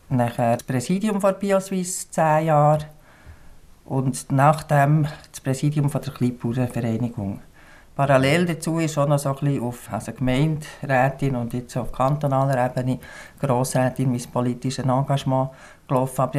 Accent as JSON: {"language": "German", "region": "Bern", "country": "Switzerland", "tie": "born or raised there", "also_born_or_lived": "Biel", "said": "Ich bin aufgewachsen in der Stadt, in Bern und in Biel."}